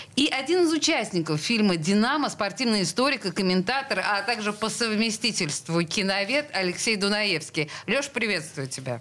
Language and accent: Russian; Saint Petersburg, Russia; мы петербуржцы коренные